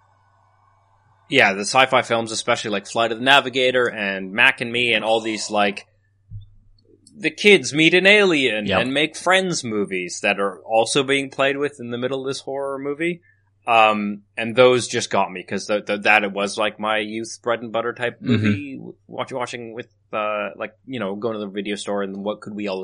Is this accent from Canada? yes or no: yes; Canada; growing up in Canada